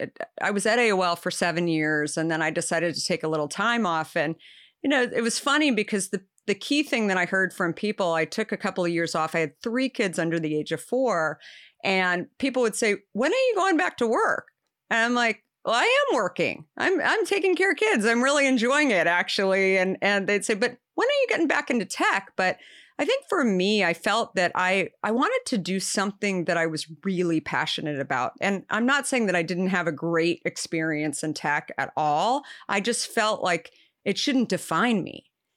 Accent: Arizona, United States; I grew up in Arizona.

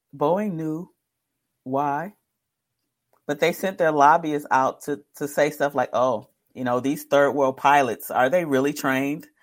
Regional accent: Detroit, Michigan, United States; I'm from Detroit

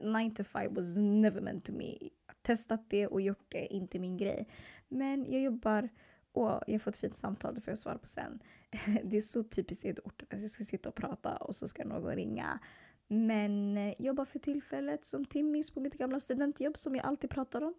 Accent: Stockholm, Stockholm County, Sweden; also born or lived in Eritrea (ancestry); Jag är född och uppvuxen i södra Stockholm i två förorter som heter Hagsätra och Bredäng

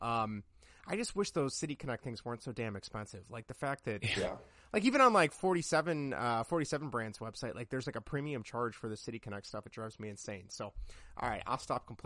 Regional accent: Midwest, United States; growing up in the Midwest

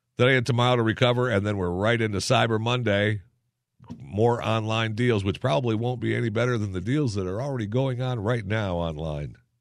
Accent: Saginaw, Michigan, United States; from Saginaw, Michigan, my hometown

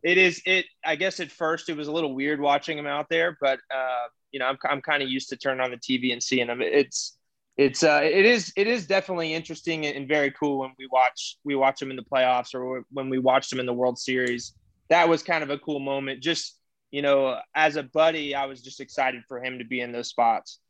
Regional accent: Houston, Texas, United States; we're from Texas, I'm from Houston

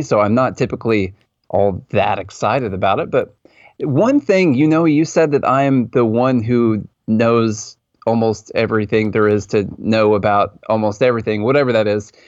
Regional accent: Mount Juliet, Tennessee, United States; born or raised there

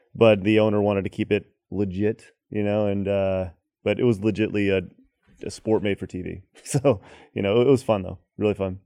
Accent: Dallas, Texas, United States; also born or lived in Los Angeles / Orlando; I'm Texan, through and through

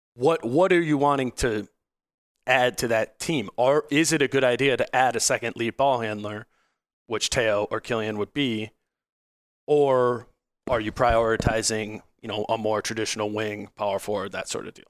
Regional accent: Hopkins, Minnesota, United States; I grew up in, I grew up in Hopkins.

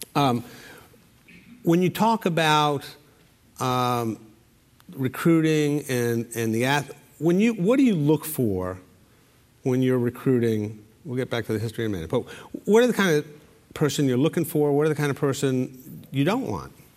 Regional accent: Providence, Rhode Island, United States; my hometown, Providence. And um, as somebody who comes from Providence

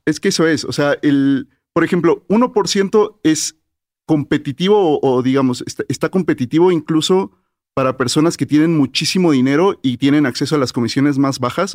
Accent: Mérida, Yucatán, Mexico; yo crecí en Mérida

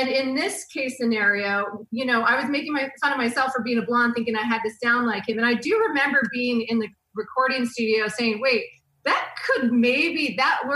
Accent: Oregon, United States; moved away; also born or lived in Orange County; I grew up in Oregon.

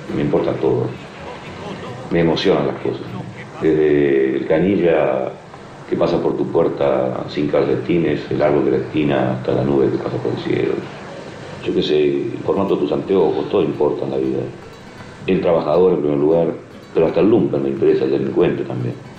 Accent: Uruguay; moved away as an adult; also born or lived in Buenos Aires, Argentina / Spain / Mexico; Mi tierra sigue siendo la banda oriental, esa tierra llena de agua, esa gente especial que somos los uruguayos

